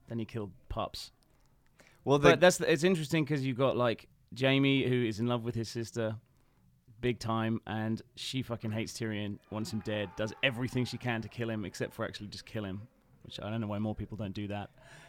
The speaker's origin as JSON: {"language": "English", "region": "North East England", "country": "United Kingdom", "tie": "born there", "said": "He's a Geordie as well. He's from the town where I was born"}